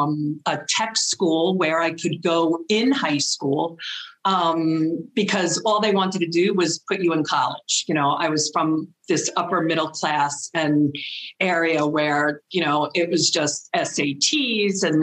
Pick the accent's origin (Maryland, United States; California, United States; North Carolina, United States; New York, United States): New York, United States; Westchester County; I am from Westchester County, New York, which is the first little suburb area right outside of New York City, just north of New York City.